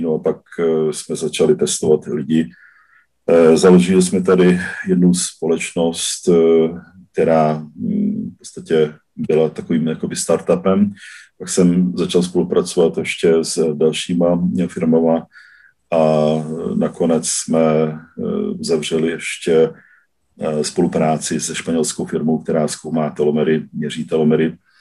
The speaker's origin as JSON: {"language": "Czech", "region": "southern Slovakia", "country": "Slovakia", "moved": "yes", "lives_now": "Czech Republic", "said": "původem eh, jsem z Jižního Slovenska, z oblasti Maďarska, takže jsem Maďar ze Slovenska, který žije v Čechách i na Slovensku"}